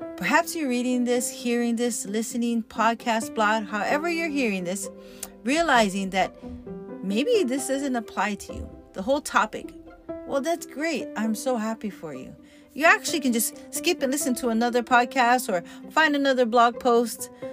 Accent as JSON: {"language": "English", "region": "Hawaii", "country": "United States", "tie": "born or raised there", "said": "I'm Hawaiian, growing up in Hawaii"}